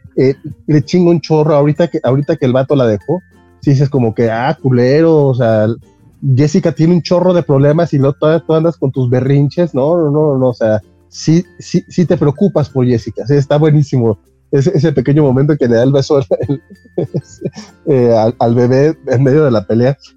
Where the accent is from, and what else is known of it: Mexico